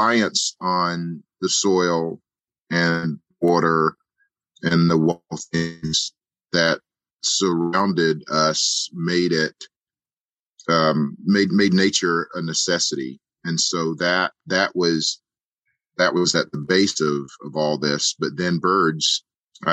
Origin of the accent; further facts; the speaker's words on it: Edgefield, South Carolina, United States; I grew up in Edgefield, South Carolina